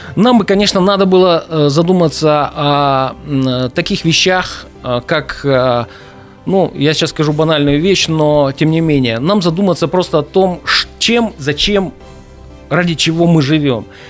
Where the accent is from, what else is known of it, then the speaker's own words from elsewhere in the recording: Angarsk, Irkutsk Oblast, Russia; now in Irkutsk, Russia; я давно живу в Иркутске, сам я из Ангарска